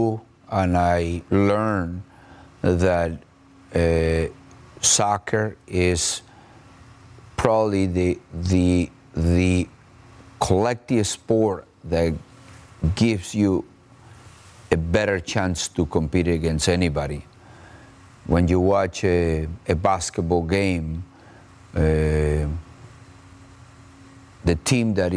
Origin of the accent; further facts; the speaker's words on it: Colombia; moved away as an adult; also born or lived in Brazil / England / Mexico / United States; I was basically very fortunate to be the first Colombian coach ever in Brazil